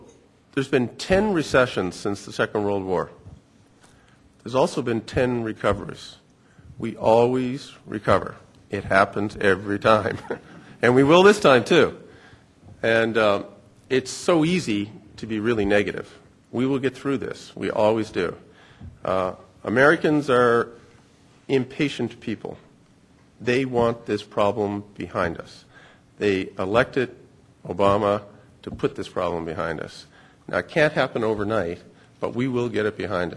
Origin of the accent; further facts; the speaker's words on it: Canada; moved away; also born or lived in United States / United Kingdom; as a Canadian